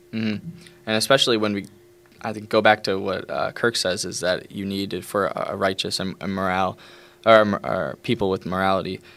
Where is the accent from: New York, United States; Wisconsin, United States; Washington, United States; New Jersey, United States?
New York, United States; I'm from New York